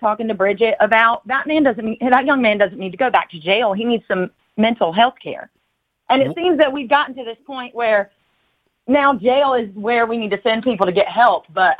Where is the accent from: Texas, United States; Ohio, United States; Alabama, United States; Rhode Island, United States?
Alabama, United States; Anniston; Well, I'm from Anniston, Alabama.